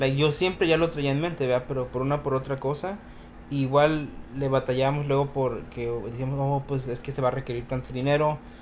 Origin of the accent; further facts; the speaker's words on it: Mexico City, Mexico; soy del Def